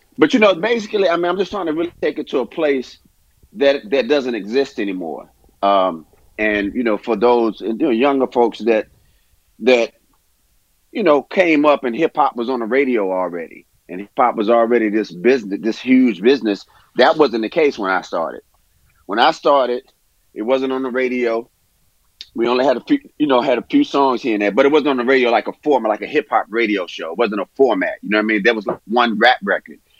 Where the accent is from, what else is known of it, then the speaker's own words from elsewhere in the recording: Durham, North Carolina, United States; I'm from Durham, North Carolina